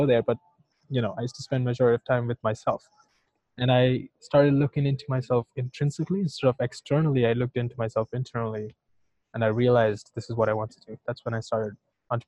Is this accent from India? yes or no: yes; India; moved away; I'm from India